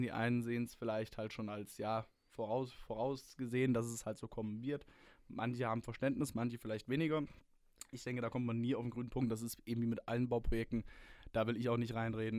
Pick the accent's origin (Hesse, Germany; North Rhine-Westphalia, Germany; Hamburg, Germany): Hesse, Germany; now in Würzburg, Germany; Ich bin ja selber Hesse